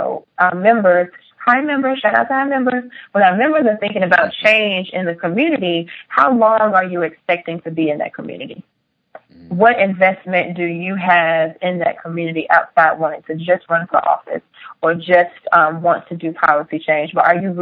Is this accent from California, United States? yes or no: no; Rich Square, North Carolina, United States; growing up in Rich Square, North Carolina